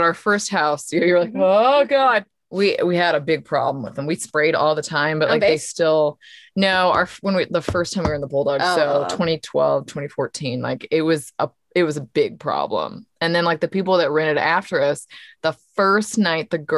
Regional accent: San Antonio, Texas, United States; I'm from San Antonio

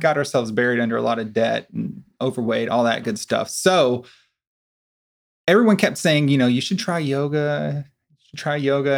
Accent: Corsicana, Texas, United States; I'm originally from Corsicana as well.

